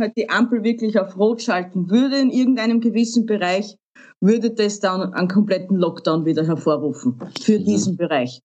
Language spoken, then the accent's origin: German; Austria; bei uns in Österreich